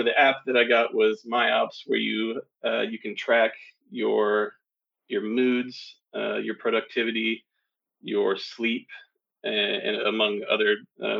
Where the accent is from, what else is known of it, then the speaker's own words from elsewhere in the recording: Tennessee, United States; I grew up in Tennessee